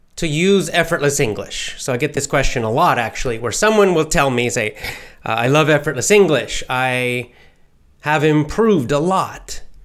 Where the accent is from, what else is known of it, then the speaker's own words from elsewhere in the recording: United States; since I'm American